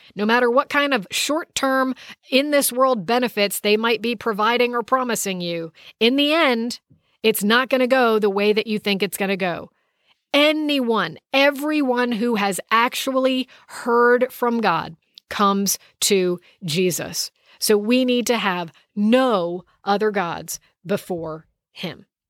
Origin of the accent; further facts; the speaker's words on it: United States; I'm from the United States of America